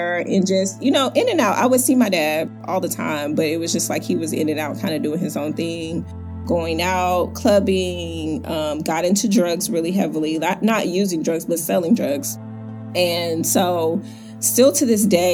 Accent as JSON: {"language": "English", "town": "Houston", "region": "Texas", "country": "United States", "said": "I am from Houston, Texas"}